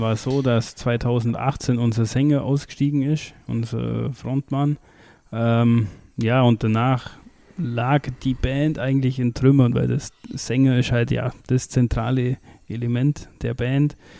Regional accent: Kirchheim in Schwaben, Bavaria, Germany; ich bin ja aus Kirchheim in Schwaben, also das bei Windelheim da.

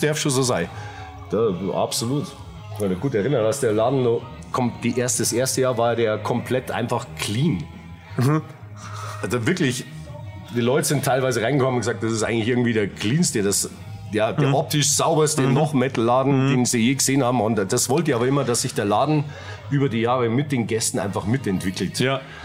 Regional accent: Munich, Bavaria, Germany; accent: Bavarian; also born or lived in Giesing; mitten in der Innenstadt. Rechts der Isar, aufgewachsen, äh, Höhe Viktualienmarkt.

